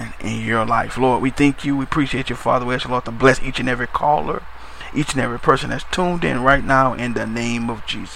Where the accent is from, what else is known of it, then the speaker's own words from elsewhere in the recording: New Orleans, Louisiana, United States; I'm from New Orleans myself, Louisiana